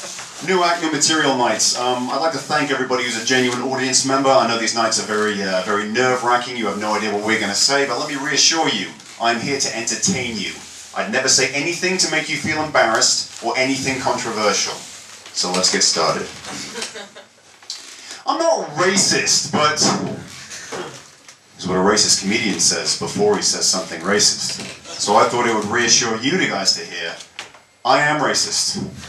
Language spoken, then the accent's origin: English; United States; now in Australia; I, too, am a foreigner to this country. I'm from the United States, but I've been here for 26 years, which is why I sound Australian.